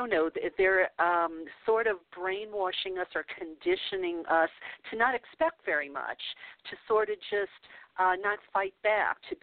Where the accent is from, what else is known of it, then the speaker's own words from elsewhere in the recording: the South, United States; I grew up a Catholic in the South